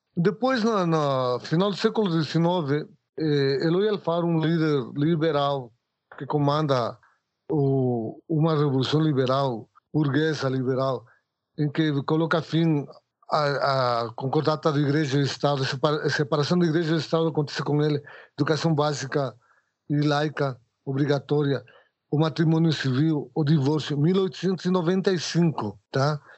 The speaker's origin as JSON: {"language": "Portuguese", "country": "Ecuador", "tie": "born or raised there", "second_language": "Portuguese", "moved": "as an adult", "lives_now": "Brazil", "said": "sou equatoriano, trabalho com mosaico, moro faz 30 anos no Brasil"}